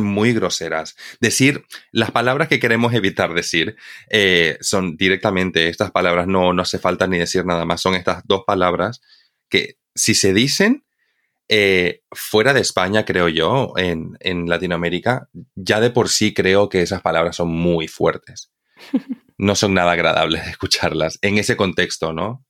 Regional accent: Bolivia; now in Spain; cuando yo era pequeño, yo vivía en Bolivia. Entonces, para mí, como boliviano

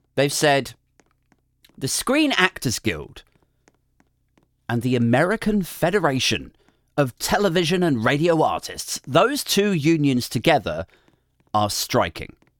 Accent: United Kingdom; we're British

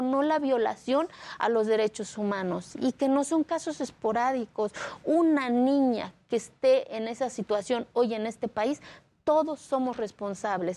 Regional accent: Mexico; Spanish is a second language; moved away; also born or lived in Mexico City; hace 14 años mi pueblo no existía en el mapa de este país

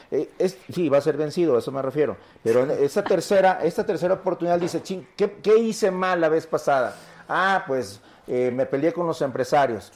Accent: Coquimatlán, Colima, Mexico; La gente de Coquimatlán, de mi pueblo

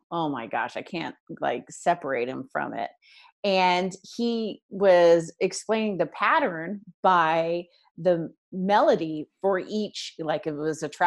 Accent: Charleston, South Carolina, United States; my hometown is Charleston, South Carolina.

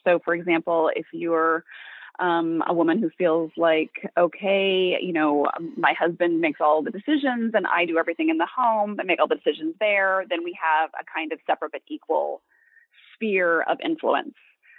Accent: Montana, United States; I'm from Montana.

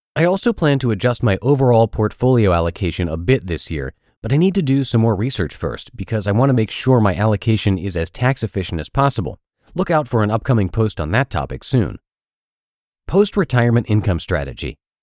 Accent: Pittsburgh, Pennsylvania, United States; moved away; my hometown of Pittsburgh, Pennsylvania

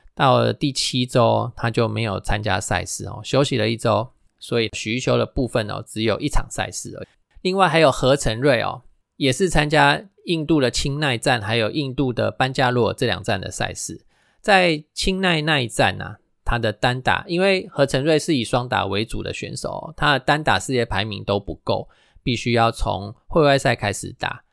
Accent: Taiwan; first language Taiwanese Hokkien; Chinese is a second language; 我们的母语哦，就是台语

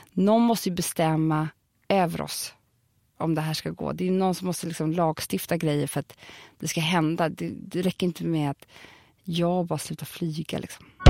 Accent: Stockholm, Stockholm County, Sweden; jag är uppväxt på Söder. Jag är från Södermalm.

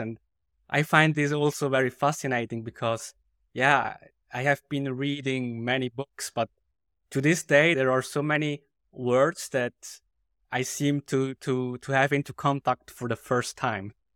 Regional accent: Switzerland; English is a second language; I come from Switzerland

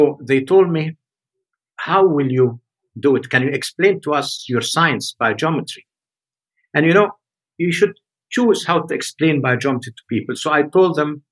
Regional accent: Egypt; moved away; also born or lived in Switzerland; tell me go back home to Egypt

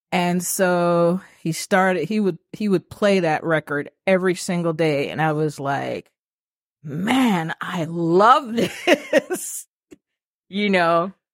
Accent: Kingston, Jamaica; now in Atlanta, United States; So I'm a city girl. I'm from Kingston.

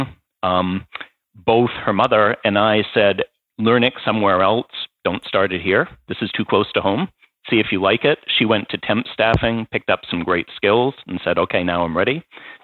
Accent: Maine, United States; moved away; also born or lived in New York / Massachusetts; there's enough Maine upbringing there. And then I spent time in New York and then moved to Massachusetts.

